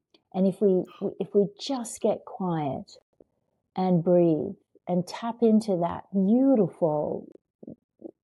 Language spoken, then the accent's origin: English; Australia; moved away as an adult; I came from Australia and I came to America